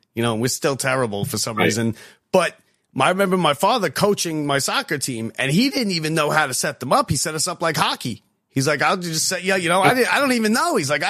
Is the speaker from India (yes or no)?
no; Sayville, New York, United States; I'm from Sayville and we were always terrible at basketball